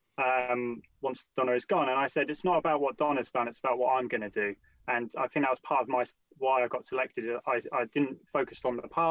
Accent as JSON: {"language": "English", "town": "Portsmouth", "region": "South East England", "country": "United Kingdom", "tie": "born or raised there", "also_born_or_lived": "London", "said": "I grew up in Hilsea"}